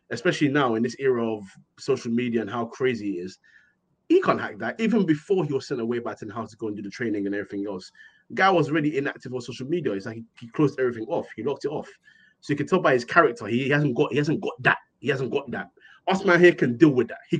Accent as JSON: {"language": "English", "country": "Ghana", "said": "I'm, I'm an African boy. I'm Ghanaian."}